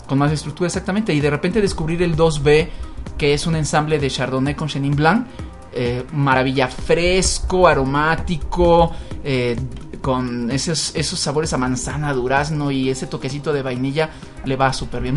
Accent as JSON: {"language": "Spanish", "country": "Mexico", "said": "como los mexicanos somos la familia muy ganito"}